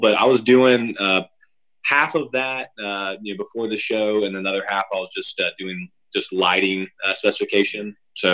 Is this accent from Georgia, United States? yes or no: yes; Suwanee, Georgia, United States; also born or lived in Atlanta, Georgia; grew up in Sewanee, Georgia, went to, shout out North Gwinnett High School